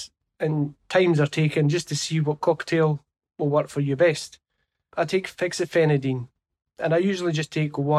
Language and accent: English; Galashiels, Scotland, United Kingdom; I come from Galashiels in the Scottish Borders.